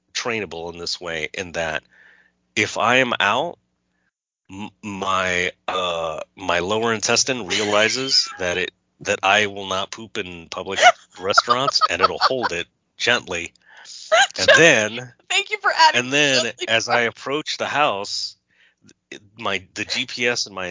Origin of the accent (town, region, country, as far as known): California, United States; moved away as an adult; also born or lived in New York